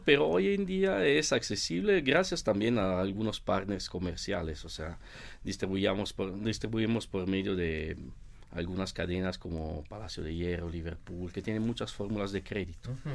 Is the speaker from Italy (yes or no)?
yes; Italy; moved away; also born or lived in Mexico